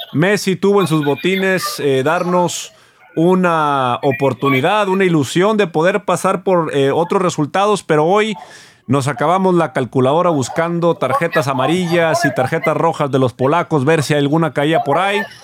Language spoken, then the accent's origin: Spanish; Monterrey, Nuevo León, Mexico